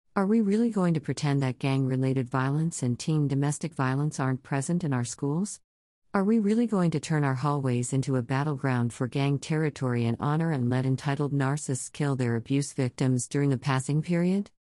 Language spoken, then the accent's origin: English; Midwest, United States; growing up in the Midwest